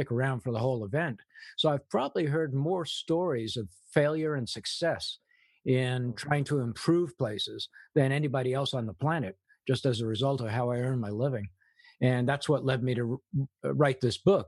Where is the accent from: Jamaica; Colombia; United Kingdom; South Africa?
United Kingdom; England; moved away; I grew up in England. My mother was a war bride, so she was English